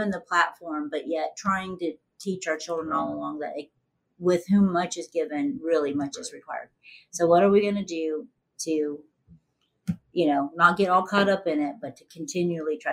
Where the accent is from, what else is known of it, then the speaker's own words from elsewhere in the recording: Ohio, United States; I grew up in Ohio, Midwest